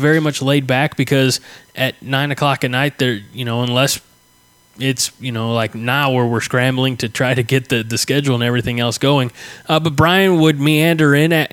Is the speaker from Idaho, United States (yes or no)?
no; Southern Illinois, United States; McKendree University, which is 10 minutes from my hometown. I mean, it's right here in Southern Illinois